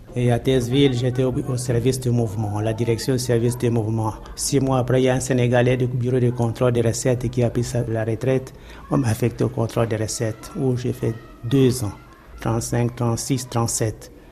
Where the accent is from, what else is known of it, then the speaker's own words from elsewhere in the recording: Brazzaville, Republic of the Congo; now in Kinshasa, DR Congo; je suis né à Brazzaville le 17 juillet 1914